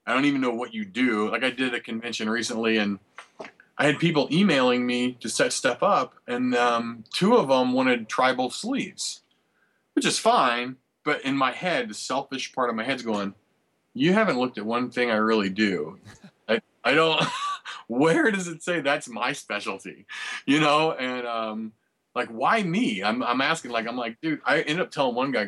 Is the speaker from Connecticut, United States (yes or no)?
no; St. Louis, Missouri, United States; I'm from St. Louis, and I tattoo too